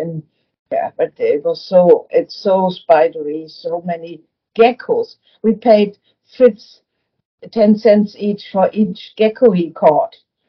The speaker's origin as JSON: {"language": "English", "town": "Flensburg", "region": "Schleswig-Holstein", "country": "Germany", "tie": "born or raised there", "also_born_or_lived": "Africa", "second_language": "English", "moved": "as an adult", "lives_now": "Kununurra, Australia", "said": "I was born in Germany, in Flensburg, which is the most north town of Germany, and 10 kilometers further is Denmark."}